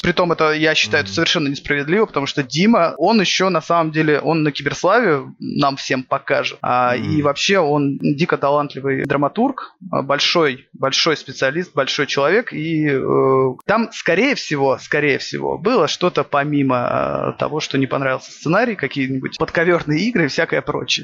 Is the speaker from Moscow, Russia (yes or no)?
no; Saint Petersburg, Russia; я как петербуржец